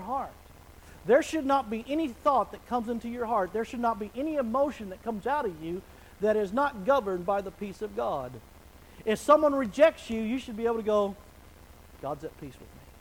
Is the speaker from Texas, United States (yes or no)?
yes; Wichita Falls, Texas, United States; now in Oklahoma, United States; I was raised in Wichita Falls, which is just west of here